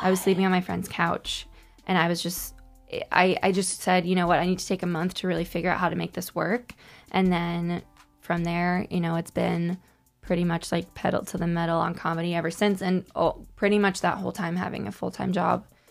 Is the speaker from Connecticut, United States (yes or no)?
yes; Connecticut, United States; moved away as an adult; now in New York, United States; my experiences as a single woman in New York growing up in Connecticut.